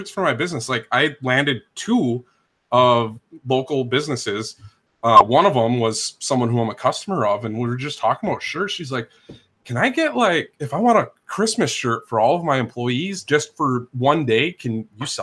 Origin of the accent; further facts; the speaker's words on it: Minnesota, United States; now in Northern Kentucky, United States; I'm originally from Minnesota. Kentucky never gets cold to me